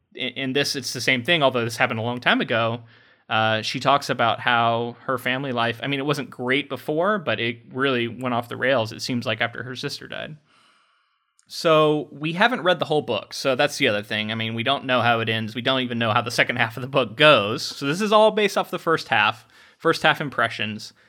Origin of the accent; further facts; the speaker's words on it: Florida, United States; We grew up in like a small town in Florida